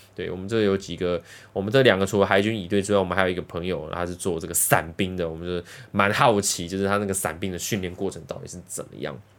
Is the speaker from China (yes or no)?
no; Los Angeles, California, United States; 因为我本身是在洛杉矶长大的， 洛杉矶出生的